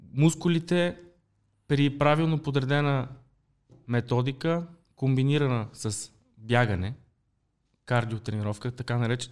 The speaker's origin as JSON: {"language": "Bulgarian", "town": "Pleven", "region": "Pleven Province", "country": "Bulgaria", "tie": "born or raised there", "also_born_or_lived": "Sofia", "moved": "as an adult", "said": "Нямаше какво вече да правя в моя роден град Плевен, трябваше да се ориентирам към столицата."}